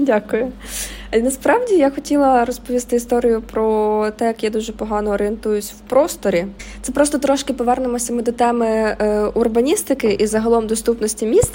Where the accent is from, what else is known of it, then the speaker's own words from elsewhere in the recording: Mykolaiv, Mykolaiv Oblast, Ukraine; Я сама з Миколаєва